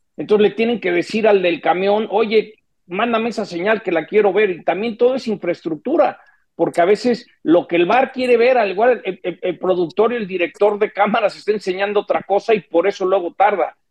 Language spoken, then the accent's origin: Spanish; Mexico